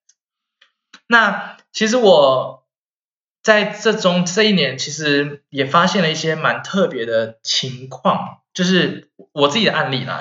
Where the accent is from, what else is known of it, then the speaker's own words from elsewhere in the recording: Taiwan; now in Germany; 我们台湾人，我们历经过 SARS